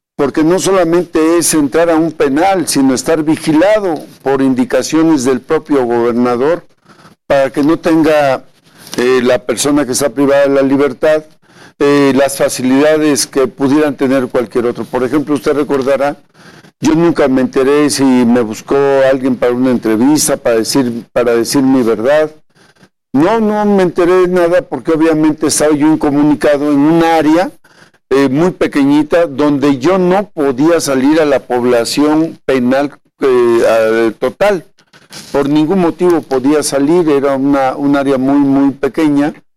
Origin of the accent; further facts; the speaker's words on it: Veracruz, Mexico; soy un veracruzano que ha sido dos veces diputado federal, he sido alcalde de Tecolutla